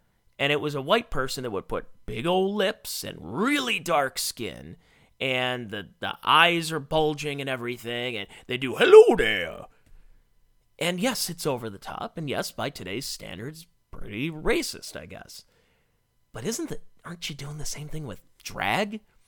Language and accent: English; Cleveland, Ohio, United States; When I was a kid, I grew up in the Cleveland area.